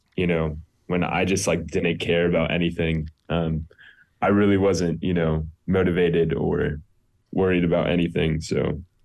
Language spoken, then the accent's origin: English; Greenville, South Carolina, United States; also born or lived in Akron, Ohio; I was born in Akron, Ohio. I grew up in Greenville, South Carolina, um, when I was two. Um, and I grew up there.